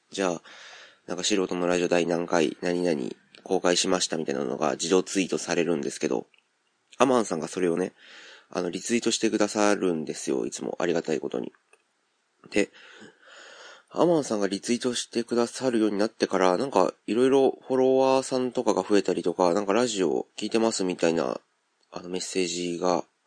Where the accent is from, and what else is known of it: Kansai, Japan; accent: Kansai-ben